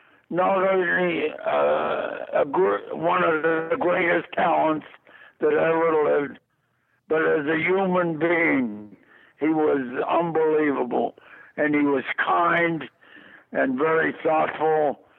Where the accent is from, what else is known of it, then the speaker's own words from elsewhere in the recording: Pittsburgh, Pennsylvania, United States; Well, I'm from Pittsburgh, Pennsylvania